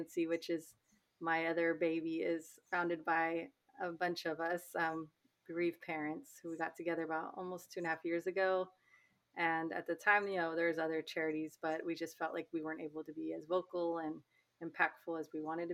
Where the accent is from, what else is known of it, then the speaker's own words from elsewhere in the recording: California, United States; also born or lived in Los Angeles, California; I'm from California originally. My family is actually in the Bay Area, but I went to UCLA